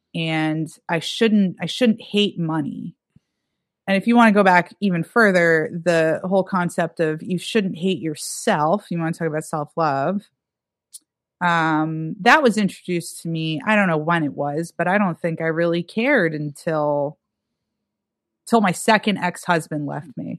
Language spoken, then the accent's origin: English; Erie, Pennsylvania, United States; also born or lived in Pittsburgh, Pennsylvania; now in New York City, United States; my hometown's Erie, Pennsylvania